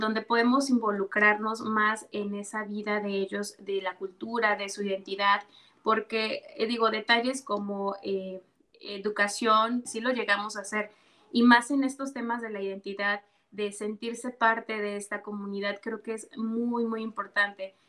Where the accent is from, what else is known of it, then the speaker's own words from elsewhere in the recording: Yanga, Veracruz, Mexico; soy originaria de Yanga, orgullosamente de Yanga